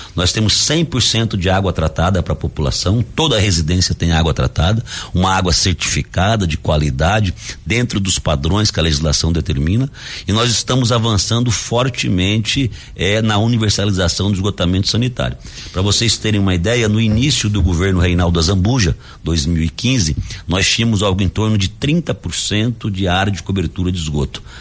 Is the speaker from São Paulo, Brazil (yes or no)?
no; Dourados, Mato Grosso do Sul, Brazil; sou de Dourados